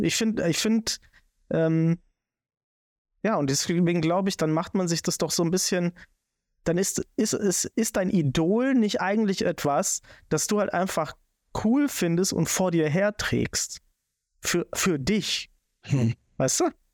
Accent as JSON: {"language": "German", "region": "Swabia", "country": "Germany", "said": "ich bin Schwabe"}